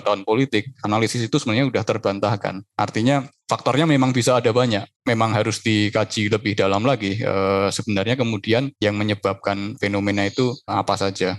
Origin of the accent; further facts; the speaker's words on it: Yogyakarta, Special Region of Yogyakarta, Indonesia; lahir di Jogja, terus sekolah dari awal sampai kuliah juga di Jogja terus.